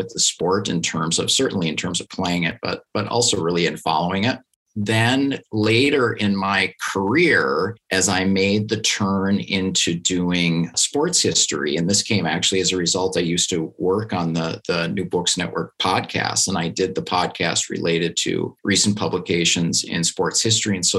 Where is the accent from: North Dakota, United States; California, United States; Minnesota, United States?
Minnesota, United States; Duluth; I grew up in Duluth, Minnesota